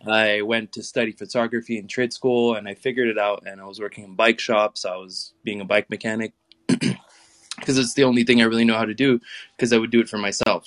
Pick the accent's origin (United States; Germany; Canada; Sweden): Canada; the basic privilege of growing up in Canada, not everybody gets a car given to them